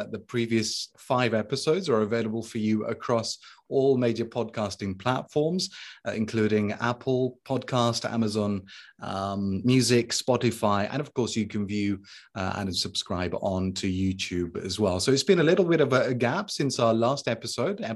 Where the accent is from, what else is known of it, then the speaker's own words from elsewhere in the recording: the north of the UK, the north of England, United Kingdom; I come from the north of the UK